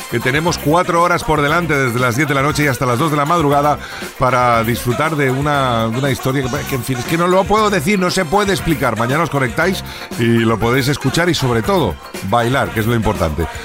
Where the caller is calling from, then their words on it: Granada, Andalusia, Spain; de Granada.